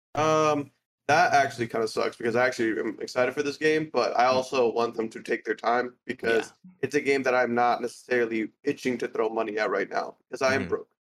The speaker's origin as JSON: {"language": "English", "country": "United States", "said": "I'm American"}